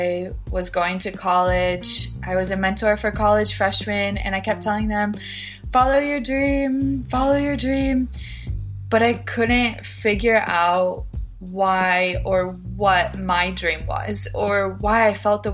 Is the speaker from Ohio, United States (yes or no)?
no; Filer, Idaho, United States; I am from Filer, Idaho. It's a small town in southern Idaho